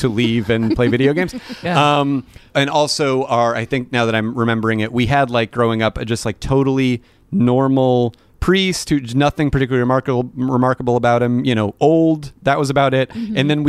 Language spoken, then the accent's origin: English; Phoenix, Arizona, United States; moved away; I was raised Catholic, mostly on my mom's side. Mm-hmm. We would go to church like fairly frequently. I was in Arizona